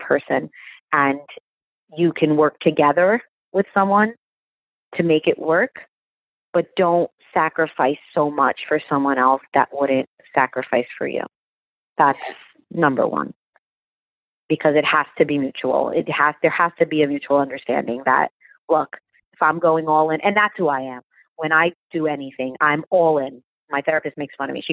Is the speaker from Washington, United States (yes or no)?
no; New York, United States; moved away as an adult; now in New Jersey, United States; I was born and raised in New York